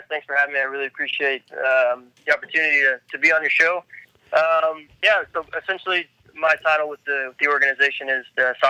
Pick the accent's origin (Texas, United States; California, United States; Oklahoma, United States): Texas, United States; San Antonio; moved away as an adult; also born or lived in St. Louis / New York / New Orleans / Houston; So born and raised in San Antonio, though, so I'm a local kid